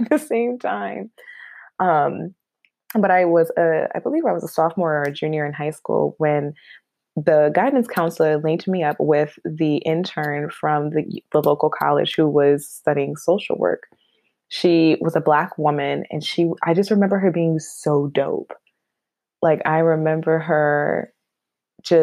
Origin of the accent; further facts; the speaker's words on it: Buffalo, New York, United States; now in Albany, United States; I am born and raised in Buffalo, New York. Go Bills. I always got to represent my hometown. But I hail now from the Capital Region in New York, in Albany